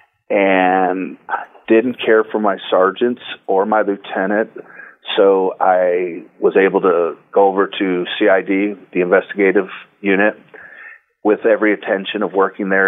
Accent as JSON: {"language": "English", "town": "Detroit", "region": "Michigan", "country": "United States", "tie": "born or raised there", "said": "I grew up in Detroit, Michigan, a child of the 60s"}